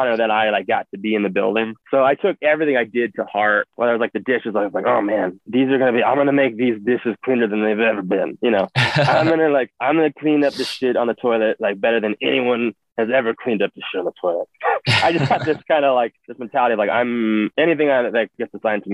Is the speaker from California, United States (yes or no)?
no; Denver, Colorado, United States; I grew up playing in the Denver scene